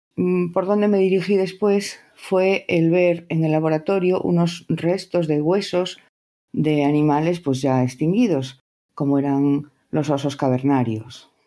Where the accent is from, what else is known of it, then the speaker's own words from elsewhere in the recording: Spain; soy de España